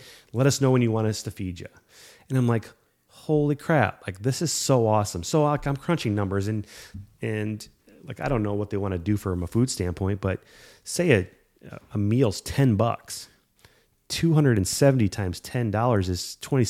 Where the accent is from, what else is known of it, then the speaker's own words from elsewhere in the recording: Davenport, Iowa, United States; We're from Davenport, Iowa.